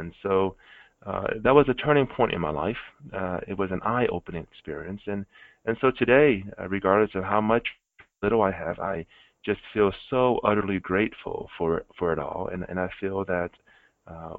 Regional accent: Arkansas, United States; also born or lived in Vietnam; when I was growing up in Arkansas

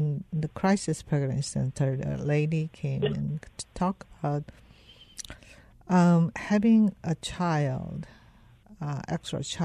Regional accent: South Korea; English is a second language; moved away as an adult; now in United States; when I was growing up in Korea

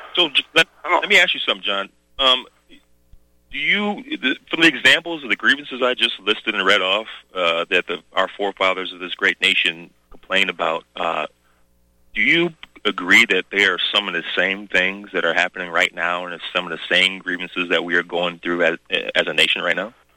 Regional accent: the South, United States; moved away; I came from the South, country bumpkin.

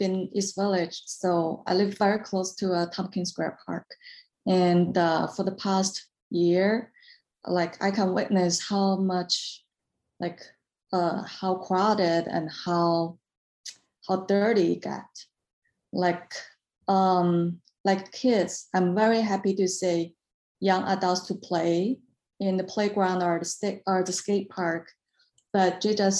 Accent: China; I'm from China

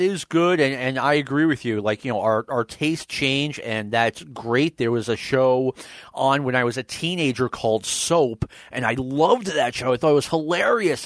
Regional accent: New York, United States; growing up in New York

